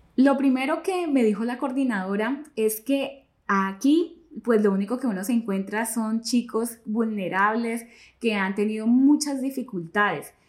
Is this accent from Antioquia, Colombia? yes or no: no; Florencia, Caquetá, Colombia; Yo tengo 41 años y nací aquí en Florencia, Caquetá.